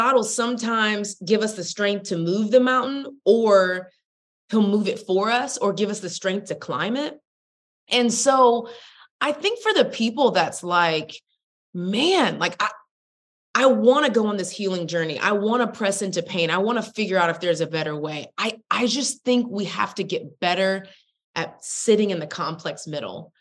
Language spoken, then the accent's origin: English; Texas, United States; I'm from Texas